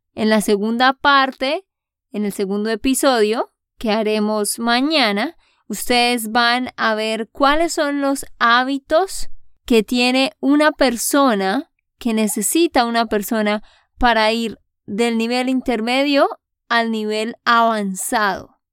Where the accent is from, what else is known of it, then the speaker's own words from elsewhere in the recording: Santander, Colombia; de Santander, Colombia